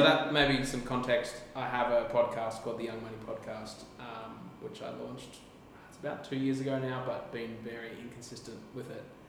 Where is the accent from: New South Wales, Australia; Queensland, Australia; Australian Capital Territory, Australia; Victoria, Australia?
Queensland, Australia; Gold Coast; I'm from the Gold Coast, Australia